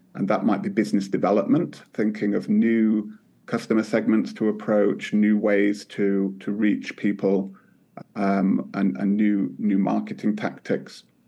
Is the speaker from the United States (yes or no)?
no; United Kingdom; now in Finland; as a Brit here in Finland